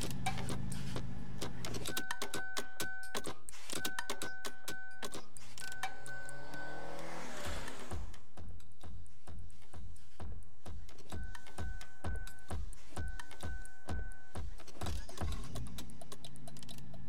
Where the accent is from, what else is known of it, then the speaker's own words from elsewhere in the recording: Sandwich, Illinois, United States; now in Springfield, Missouri, United States; I'm originally from 60 miles west of Chicago. I grew up in a farming community called Sandwich